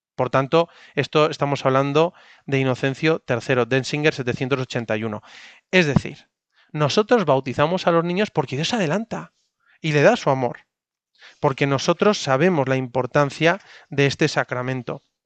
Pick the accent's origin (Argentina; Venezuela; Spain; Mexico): Spain; casi tres cuartas partes de los españoles hemos sido bautizados en la Iglesia Católica